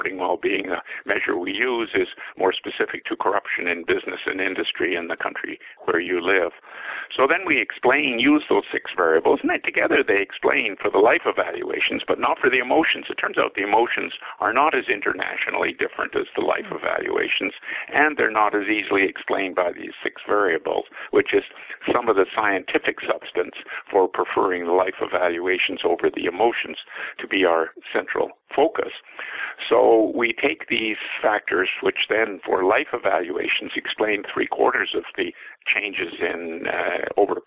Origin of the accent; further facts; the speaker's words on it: Canada; As a Canadian